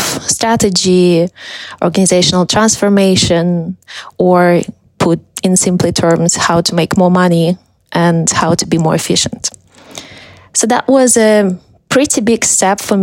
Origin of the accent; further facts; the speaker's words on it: Russia; also born or lived in Moscow, Russia; I'm from Russia. I was born in a small town and moved to Moscow with my parents when I was a teenager